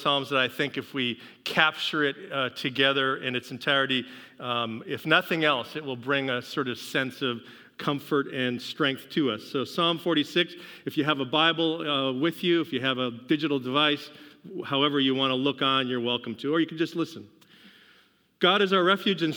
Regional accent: Seattle, Washington, United States; moved away; I come from Seattle

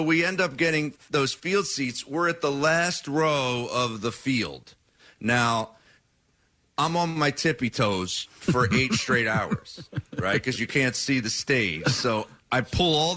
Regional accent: New Jersey, United States; I'm from South Jersey

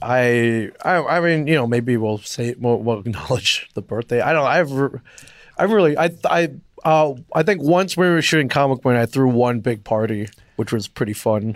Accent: Michigan, United States; I'm from Michigan

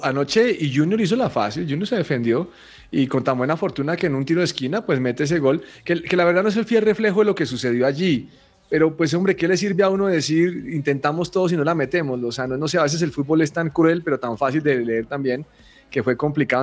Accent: Colombia; yo soy un mal colombiano

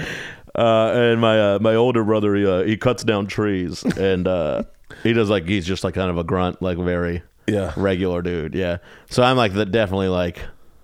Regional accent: Texas, United States; I grew up in Texas.

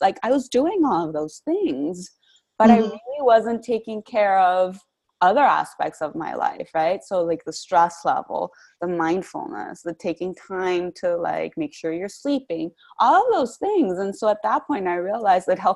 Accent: Bogota, Bogotá Capital District, Colombia; moved away as an adult; now in Washington, D.C., United States; I'm originally from Bogota, Colombia, so I came to Washington, D.C. many, many years ago to study international relations

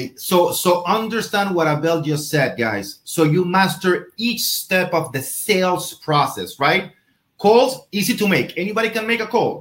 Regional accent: Venezuela; moved away; I'm from Venezuela

